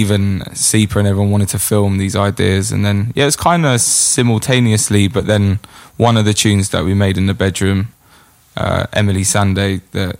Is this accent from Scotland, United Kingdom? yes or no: no; Brentford, London, United Kingdom; growing up in Brentford